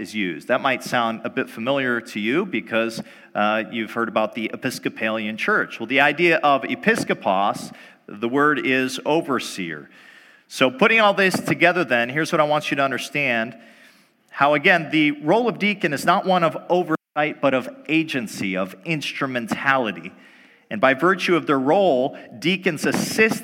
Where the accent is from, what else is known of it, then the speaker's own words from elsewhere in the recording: North Dakota, United States; moved away as an adult; also born or lived in Michigan; Before coming back to North Dakota, my home country, I was out in Michigan for a while